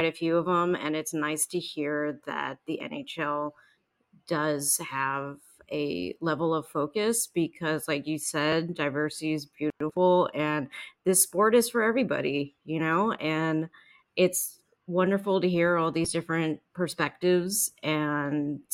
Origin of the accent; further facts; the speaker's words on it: United States; we're American